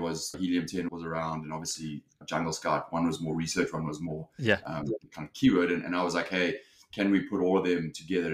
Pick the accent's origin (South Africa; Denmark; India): South Africa; moved away as an adult; also born or lived in London, United Kingdom; now in Los Angeles, United States; I'm originally from South Africa.